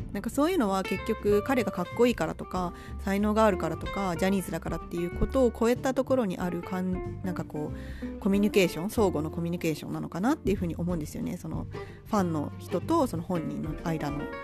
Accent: Japan

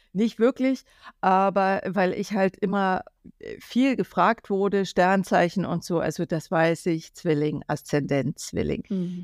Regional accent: Germany; ich bin ja aus der DDR

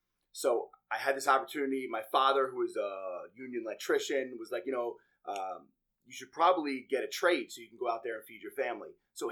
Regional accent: Bellmore, New York, United States; I grew up very close to you, which we're just finding out now. I grew up in Belmore, Nassau County

